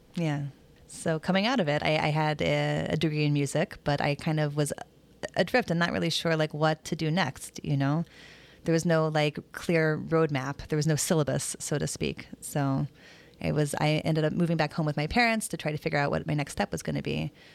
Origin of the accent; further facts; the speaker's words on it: Des Moines, Iowa, United States; also born or lived in Mission Viejo, Orange County, California; when I was growing up in Des Moines.